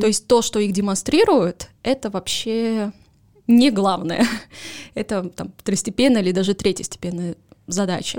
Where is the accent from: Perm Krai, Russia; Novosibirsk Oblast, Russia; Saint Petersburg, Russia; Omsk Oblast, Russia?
Saint Petersburg, Russia; Поскольку я родилась в Петербурге